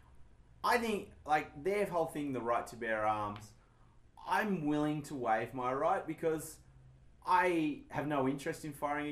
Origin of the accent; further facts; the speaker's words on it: Tasmania, Australia; moved away as an adult; I grew up in Tasmania